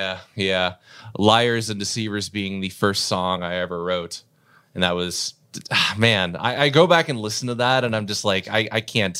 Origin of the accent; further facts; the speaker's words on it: Clarion, Pennsylvania, United States; And I grew up in the Clarion area, and a lot of people weren't really into the kind of melodic death that I was really into at the time.